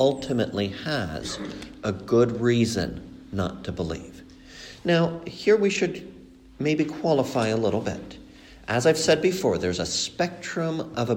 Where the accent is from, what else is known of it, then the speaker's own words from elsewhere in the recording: Mexico; moved away; also born or lived in Colombia; I was brought up in Mexico, but I was born in Colombia